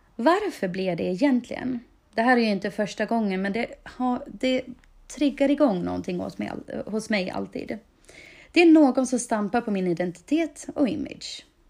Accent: Dalarna County, Sweden; min etikett som jag gärna bär med mig med stolthet som Dalkulla

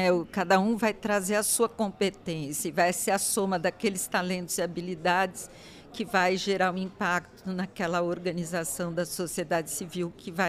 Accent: Brazil; é uma forma de eu estar atuando como cidadão, como brasileiro

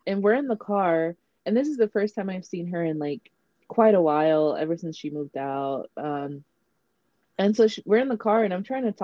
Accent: Los Angeles, California, United States; accent: LA; I have my LA accent

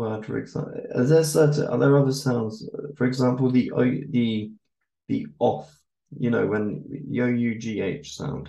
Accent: Berkshire, South East England, United Kingdom; accent: posh southerner; now in Germany; I come from the Royal County of Berkshire

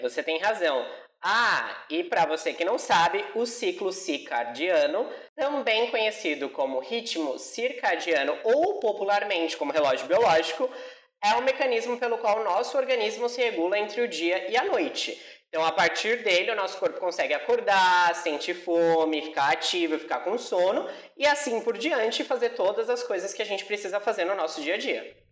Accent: São Paulo, Brazil; na minha terra, em São Paulo

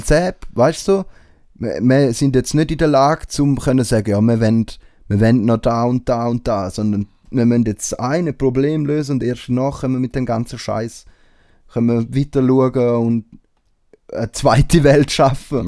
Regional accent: Switzerland; bei uns in der Schweiz

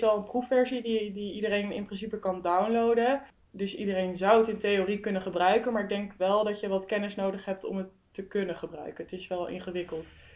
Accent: Zutphen, Gelderland, Netherlands; ik kom dus uit Zutphen

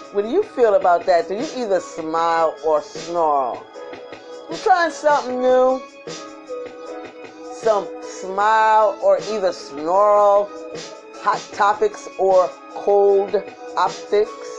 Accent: New York City, New York, United States; I'm from Brooklyn too. We don't say our K's.

